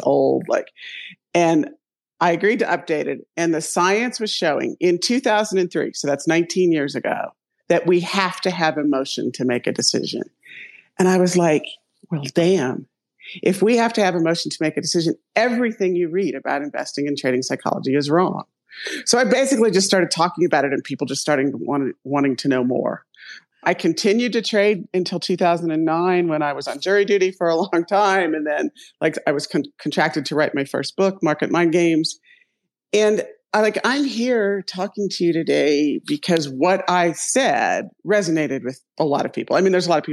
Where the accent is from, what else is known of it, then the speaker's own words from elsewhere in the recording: Ohio, United States; I'm from Ohio